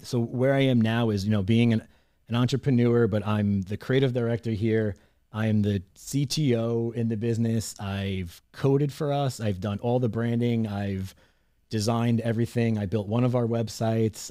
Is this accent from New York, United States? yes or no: yes; Long Island, New York, United States; I grew up in Long Island, New York, right on the, uh, in the suburbs, right next to Queens